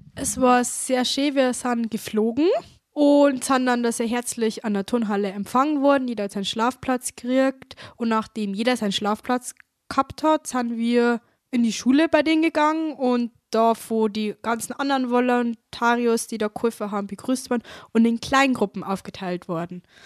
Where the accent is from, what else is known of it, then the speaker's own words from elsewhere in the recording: Traunstein district, Bavaria, Germany; ich komme aus dem Landkreis Traunstein